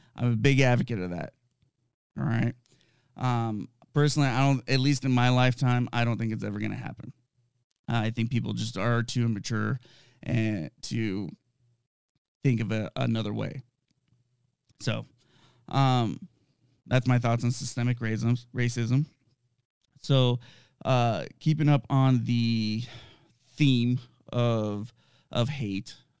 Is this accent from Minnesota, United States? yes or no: no; Southern California, United States; I grew up in Southern California. I was born and raised there